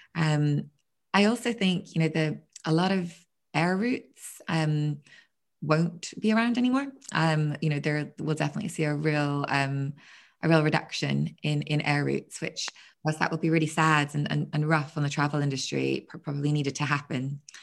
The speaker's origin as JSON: {"language": "English", "town": "Belfast", "region": "Northern Ireland", "country": "United Kingdom", "moved": "yes", "lives_now": "Margate, United Kingdom", "said": "I'm from Belfast originally"}